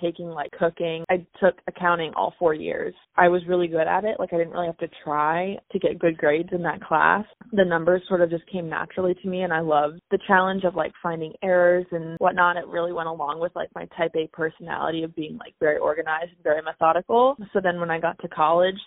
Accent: Kennett Square, Pennsylvania, United States; moved away as an adult; also born or lived in North Carolina; now in Austin, United States; I'm originally from Kennett Square, Pennsylvania

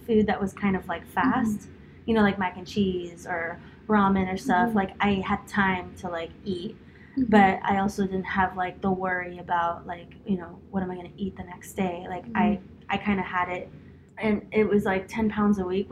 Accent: Homestead, Florida, United States; My mom's Guatemalan, my dad's Cuban, but I was born and raised in Homestead.

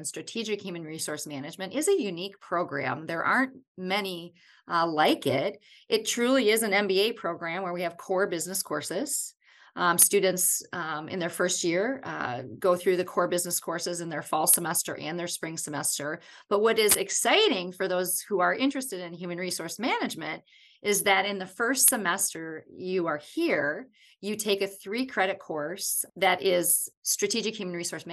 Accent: Wisconsin, United States; I'm from Wisconsin, and I was a student at the University

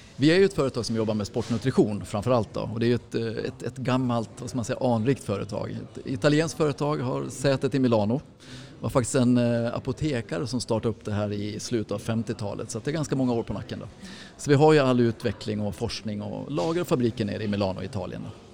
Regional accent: Mora, Dalarna County, Sweden; jag är ju från Mora du vet så att jag är ju född och uppvuxen med Vasaloppet

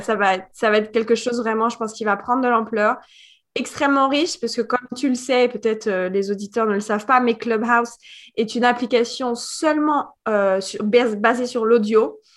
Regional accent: Paris suburbs, Île-de-France, France; moved away as an adult; also born or lived in Guadeloupe; now in Miami, United States; je suis française, née en France, en banlieue parisienne, à côté de Paris, à 20 km

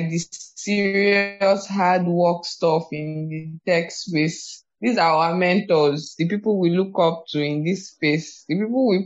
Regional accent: Ondo, Nigeria; I'm from Ondo State, but I've never been to Akure.

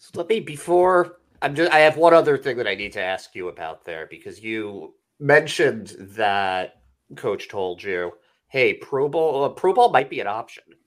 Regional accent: Boston, Massachusetts, United States; I grew up in Boston or around Boston

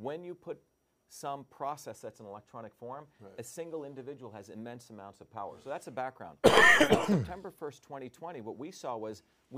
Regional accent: India; you know, I grew up in India and third world countries.

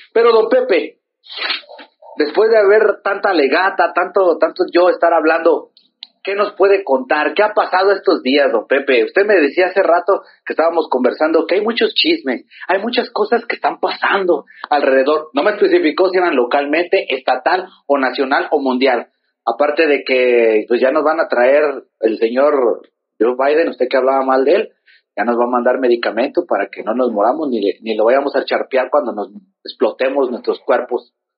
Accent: Mexico; somos de aquí, de San Sebastián

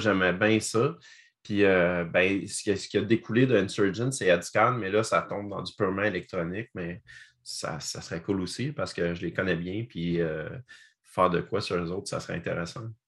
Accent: Gatineau, Quebec, Canada; vous êtes de mon patelin

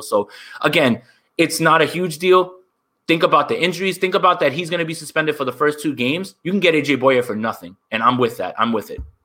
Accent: New Jersey, United States; I'm from Jersey

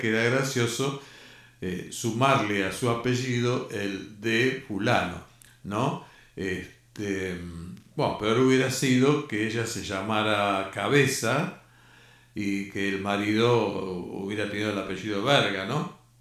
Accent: Argentina; nosotros que somos argentinos

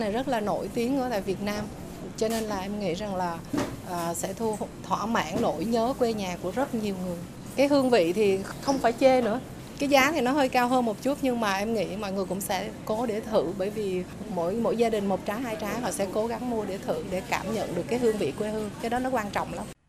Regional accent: Vietnam; now in Virginia, United States

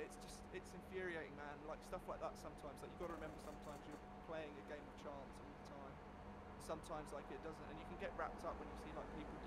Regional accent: United Kingdom; we're British

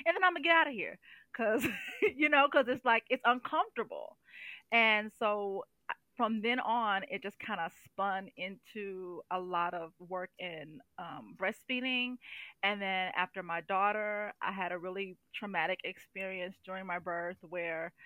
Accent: St. Louis, Missouri, United States; moved away as an adult; now in Indianola, United States; I'm originally from St. Louis, Missouri. I've been living here in Indianola, Iowa for almost 4 years now

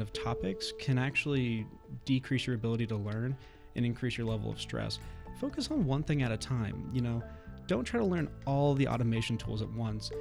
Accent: Southern California, United States; moved away as an adult; now in Bozeman, United States; originally I'm from Southern California

